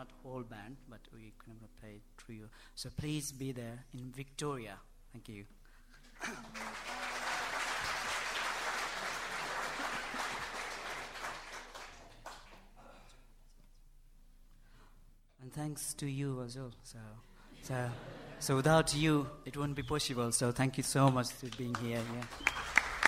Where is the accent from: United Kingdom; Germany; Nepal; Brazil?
Nepal; English is a second language; moved away; I'm desperately missing my home country